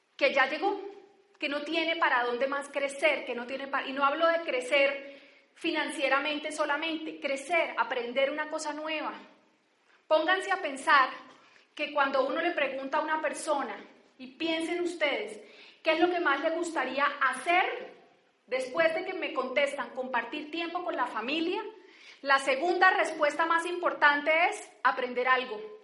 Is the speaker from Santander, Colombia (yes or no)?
yes; Barrancabermeja, Santander, Colombia; now in Bogotá, Colombia; yo soy de Barranca Bermeja